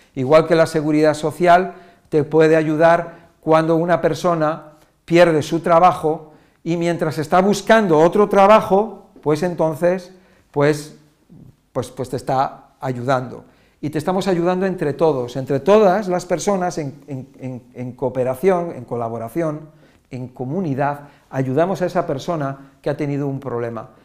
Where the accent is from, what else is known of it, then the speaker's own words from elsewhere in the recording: Spain; Yo soy español